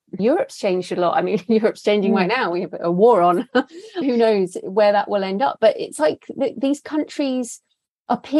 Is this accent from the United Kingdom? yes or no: yes; England, United Kingdom; as white English women